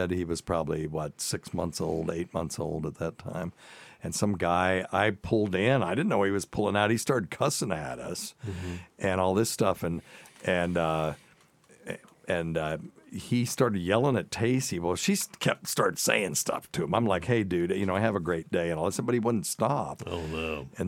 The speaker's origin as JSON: {"language": "English", "region": "the South", "country": "United States", "accent": "Southern", "said": "a lot of my Southern accent has creeped back, of course, because, you know, it's been 40 years since I went to college."}